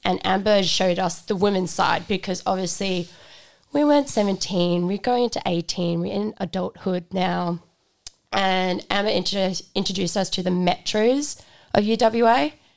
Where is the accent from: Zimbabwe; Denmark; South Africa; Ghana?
South Africa; now in Australia; I'm from South Africa, so moving to Australia was a really big thing